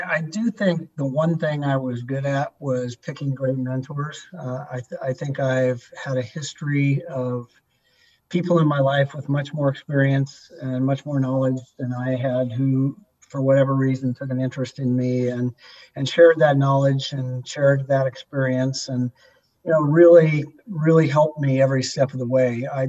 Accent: Seattle, Washington, United States; a kid growing up in Seattle who just loved sports

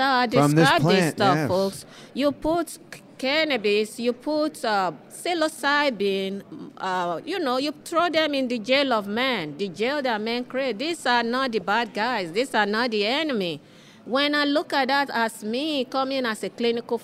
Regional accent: Nigeria; now in Washington, D.C., United States; I was born in West Africa, in Nigeria

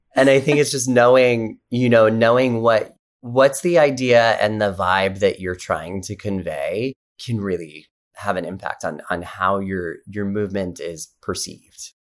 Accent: Carson City, Nevada, United States; I grew up in Carson City, Nevada, just outside of Lake

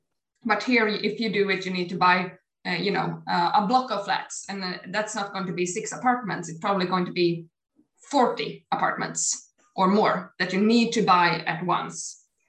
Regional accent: Sweden; also born or lived in Gotland; I have grown up in Sweden. My parents live in Sweden. I like it here.

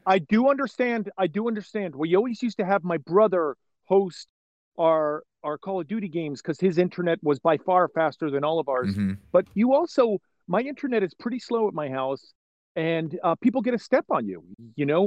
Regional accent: New York area, United States; moved away; I'm originally from the New York area

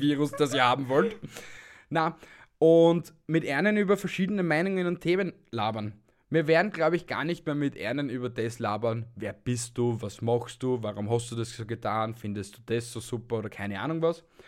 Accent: Austria; bei uns in Österreich

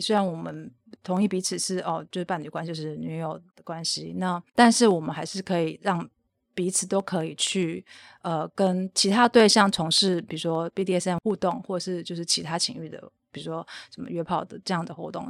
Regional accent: Taiwan; 我后来回台湾之后，就是我 开始接触了台湾的 B D S M 圈呢，那时候我就是进入了皮神娱乐帮的活动

